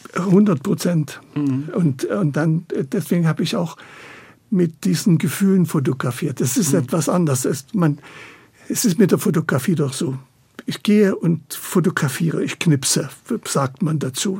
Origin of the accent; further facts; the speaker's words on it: Chemnitz, Saxony, Germany; also born or lived in Italy; now in Berlin, Germany; ich bin in Chemnitz geboren